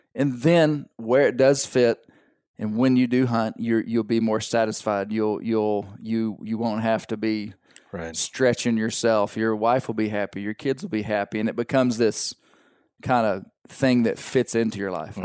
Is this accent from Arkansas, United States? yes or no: yes; Arkansas, United States; my kids, we are from Arkansas